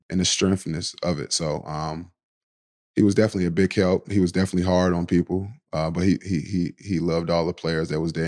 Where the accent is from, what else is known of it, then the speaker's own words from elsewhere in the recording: Kinston, North Carolina, United States; also born or lived in Baltimore, Maryland; I was raised in Kinston, North Carolina